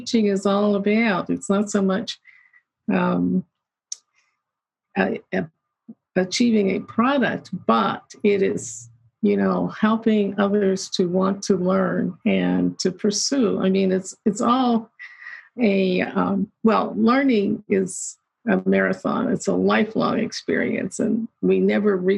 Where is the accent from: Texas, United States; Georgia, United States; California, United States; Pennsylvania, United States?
Pennsylvania, United States; southeast of Pittsburgh, Western; I grew up in Western Pennsylvania, just southeast of Pittsburgh, and actually a steel mill town